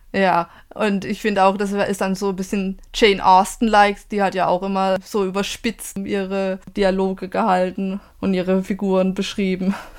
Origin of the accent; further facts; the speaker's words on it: southwest Germany, Germany; Ich komme aus Südwestdeutschland